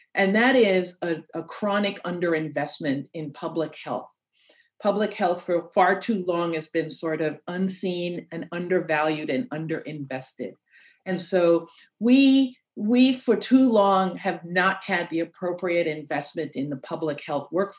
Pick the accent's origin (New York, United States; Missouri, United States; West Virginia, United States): New York, United States; New York City; I'm from Queens Village.